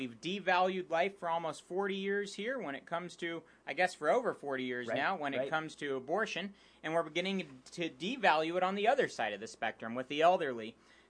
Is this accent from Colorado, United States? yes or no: yes; Colorado, United States; Colorado is my home state.